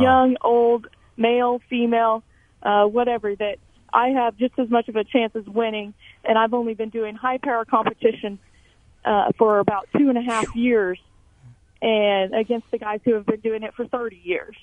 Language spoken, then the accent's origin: English; Emporia, Kansas, United States; I am from Emporia, Kansas, born and raised